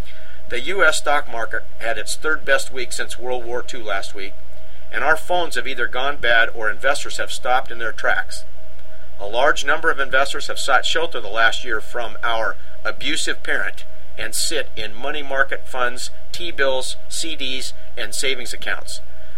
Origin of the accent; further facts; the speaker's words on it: Washougal, Washington, United States; my hometown of Washougal, Washington.